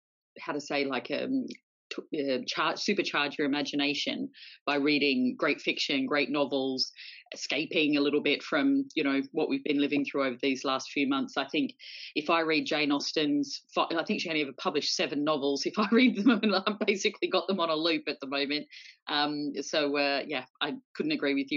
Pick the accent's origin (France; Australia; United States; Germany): Australia; I'm an Aussie